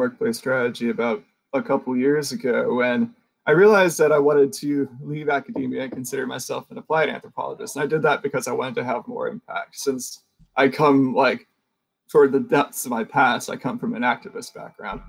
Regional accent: the South, United States; I'm in Richmond, Virginia. You're in New York. And we also have different histories. I'm from the United States and I'm technically Southern

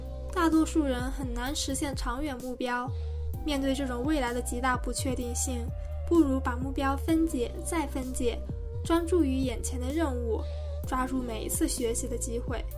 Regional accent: Hubei, China; moved away as an adult; also born or lived in Beijing; 作为一名湖北人，去年年初的疫情对我来说，目前还是一种无法释怀的伤痛。

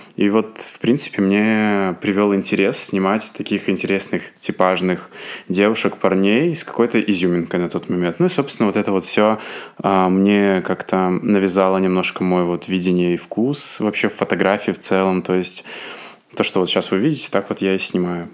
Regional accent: Asipovichy, Mogilev Region, Belarus; moved away as an adult; now in Minsk, Belarus; в моем родном городе Осипович

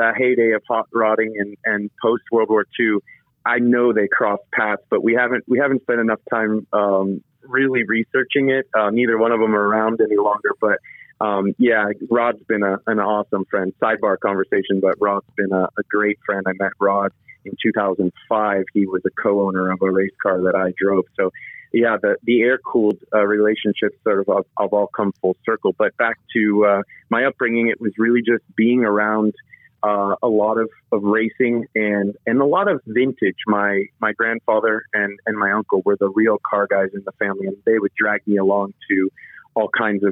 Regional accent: Agoura Hills, California, United States; I grew up in Southern California. Agoura Hills is kind of suburbia

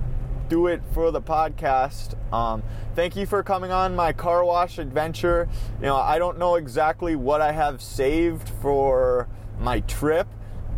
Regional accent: Minnesota, United States; accent: Minnesotan; my Minnesotan accent

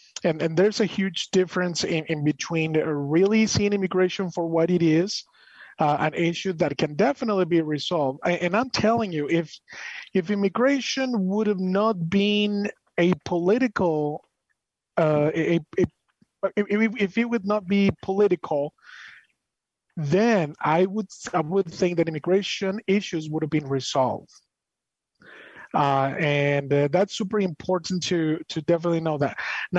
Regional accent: Monterrey, Nuevo León, Mexico; now in United States; I have been in the U.S. here since 2003. I was born in Mexico, I'm Monterrey, Mexico, and everything like that. But I adopted the American culture as mine, and I consider myself an American, even though I'm from Mexico

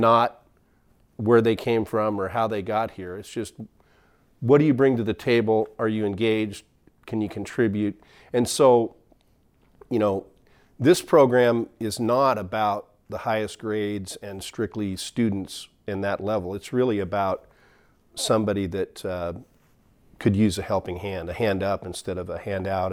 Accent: McMinnville, Oregon, United States; I grew up in McMinnville

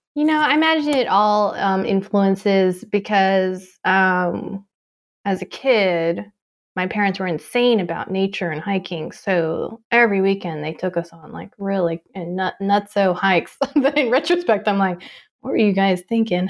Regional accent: Tucson, Arizona, United States; moved away; also born or lived in California; I grew up in Tucson before I moved to California.

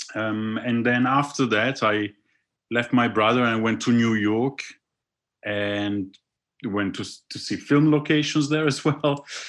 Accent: Milan, Lombardy, Italy; moved away as an adult; now in London, United Kingdom; I was born in Milan.

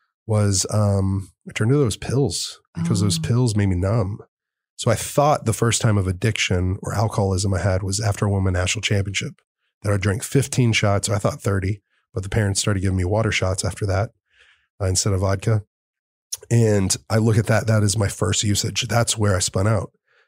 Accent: Fort Worth, Texas, United States; I was growing up in Fort Worth. I was going to Dallas.

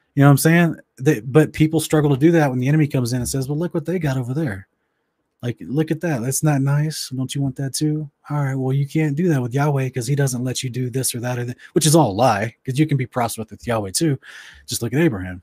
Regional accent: Oklahoma, United States; moved away; also born or lived in West Virginia / Tulsa, Oklahoma / Ardmore, Oklahoma / Wewoka, Oklahoma; I grew up basically mostly in Oklahoma, but also some in West Virginia

